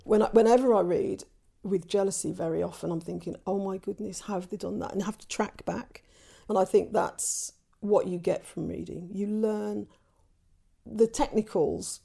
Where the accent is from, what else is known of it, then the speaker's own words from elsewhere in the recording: England, United Kingdom; growing up as half Irish in England, half Caribbean in England